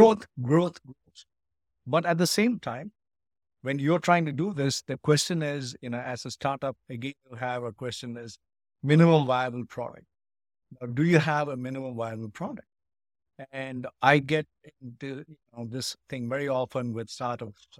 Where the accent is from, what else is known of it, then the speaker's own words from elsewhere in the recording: Ooty, Tamil Nadu, India; moved away as an adult; also born or lived in United Kingdom; now in Chicago, United States; I grew up in India. I studied in a school in Ooty